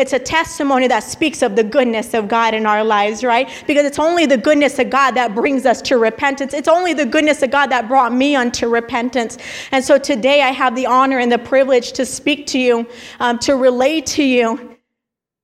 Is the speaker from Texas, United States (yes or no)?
yes; El Paso, Texas, United States; moved away; I grew up in El Paso, Texas, born and raised out there